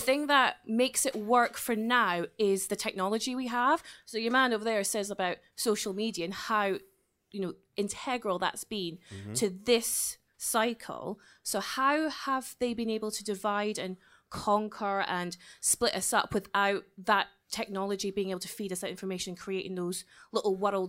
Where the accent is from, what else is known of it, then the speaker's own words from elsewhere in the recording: Dundee, Scotland, United Kingdom; Yes, I'm from Dundee.